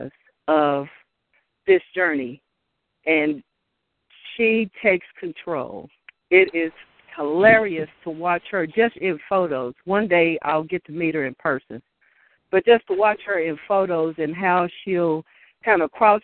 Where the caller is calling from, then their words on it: Louisville, Kentucky, United States; I'm calling from Louisville, Kentucky